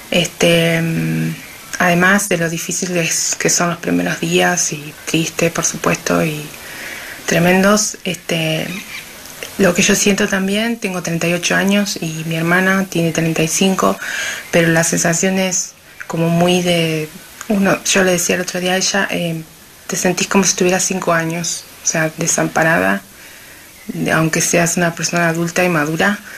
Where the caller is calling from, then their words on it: La Falda, Córdoba, Argentina; Claudia, soy … de la Falda, Córdoba.